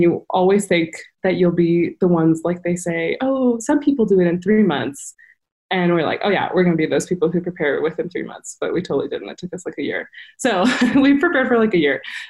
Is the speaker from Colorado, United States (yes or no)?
no; El Paso, Texas, United States; moved away; I grew up in El Paso, Texas, and live here currently